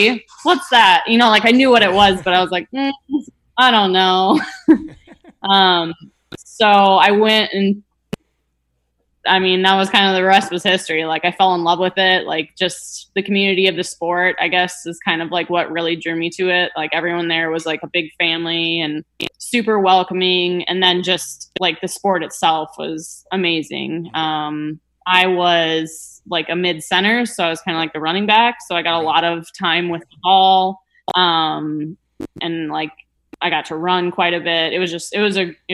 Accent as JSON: {"language": "English", "region": "Minnesota", "country": "United States", "tie": "born or raised there", "moved": "as an adult", "lives_now": "Florida, United States", "said": "growing up, kind of knew that I didn't want to stay in Minnesota"}